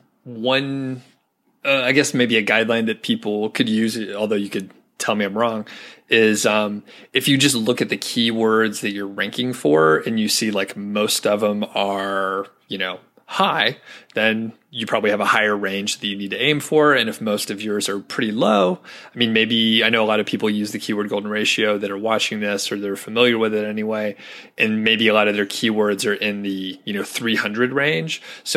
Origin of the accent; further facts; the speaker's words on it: United States; I'm an American